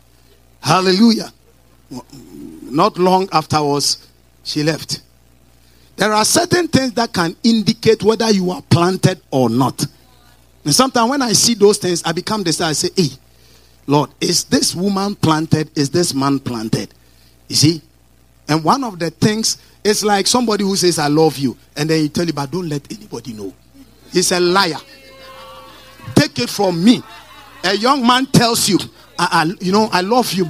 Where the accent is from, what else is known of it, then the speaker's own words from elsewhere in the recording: Kukurantumi, Eastern Region, Ghana; I am from Kukurantumi village somewhere.